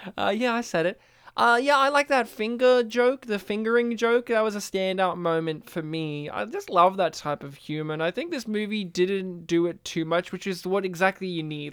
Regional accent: Australia; as an Australian

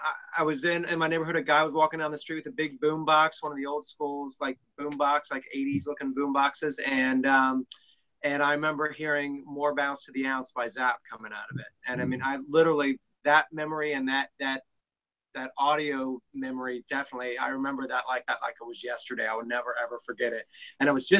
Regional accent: Cincinnati, Ohio, United States; I grew up in Cincinnati, Ohio, which is where I still live today.

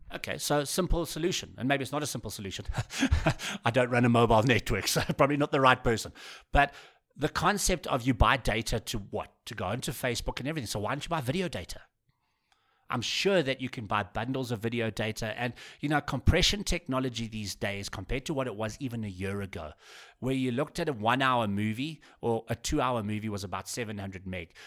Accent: South Africa; as a South African

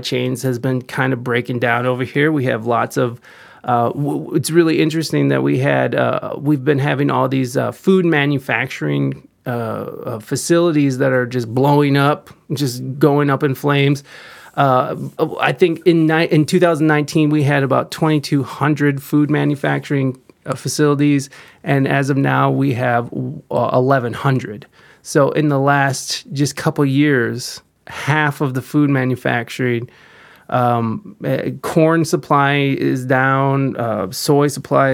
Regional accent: United States; I am American AF

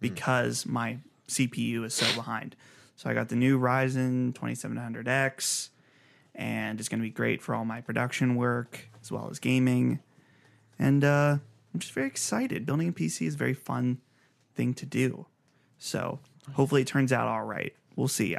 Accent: Pittsburgh, Pennsylvania, United States; we're from Pittsburghish area

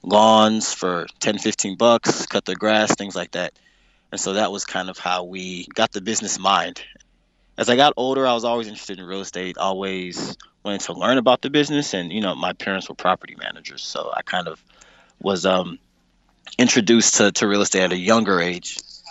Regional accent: St. Louis, Missouri, United States; now in New York City, United States; I was born and raised in St. Louis, Missouri.

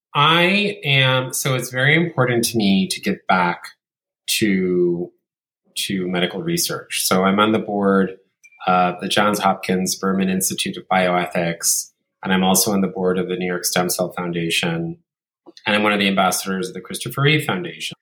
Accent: Italy; growing up in Italy

